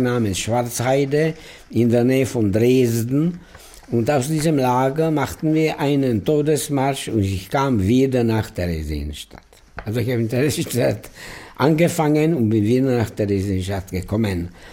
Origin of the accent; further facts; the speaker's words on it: Prague, Czechia; ich bin in Prag geboren, in einer total assimilierten jüdischen Familie